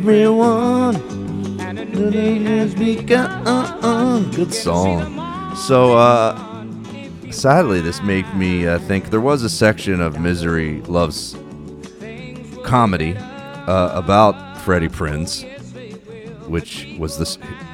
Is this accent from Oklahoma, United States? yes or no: no; Philadelphia, Pennsylvania, United States; all the stuff about him and growing up in Philadelphia, and I really identified with it